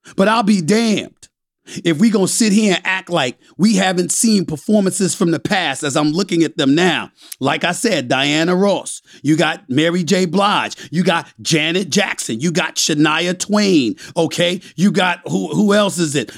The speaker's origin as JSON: {"language": "English", "country": "U.S. Virgin Islands", "said": "I'm from the West Indies, I'm from Saint Thomas, Virgin Islands"}